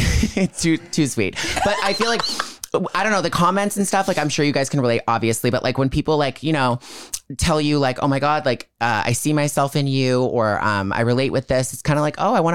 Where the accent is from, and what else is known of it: small town right outside Toronto, Ontario, Canada; born or raised there